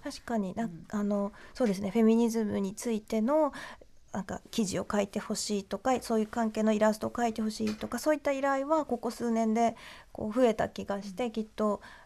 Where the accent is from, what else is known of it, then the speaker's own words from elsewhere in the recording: Japan; moved away as an adult; also born or lived in London; 日本でこう生まれ育った自分は